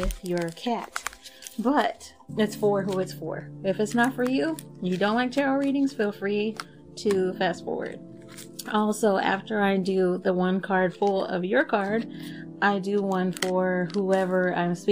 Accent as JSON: {"language": "English", "region": "Texas", "country": "United States", "tie": "born or raised there", "accent": "Texas", "first_language": "English", "said": "I am an American and I was born in Texas, so I even have a bit of a Texas accent."}